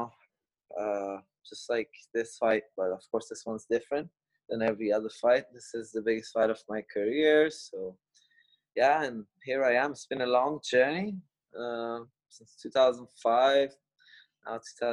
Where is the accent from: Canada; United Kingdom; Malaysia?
Malaysia; Kuala Lumpur; I grew up in Kuala Lumpur, Malaysia